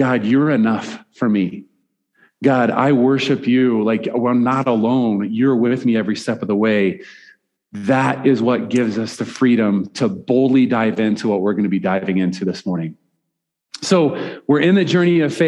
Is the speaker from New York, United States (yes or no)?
no; Nebraska, United States; moved away as an adult; also born or lived in Fairview, Oklahoma; I'm a Nebraska guy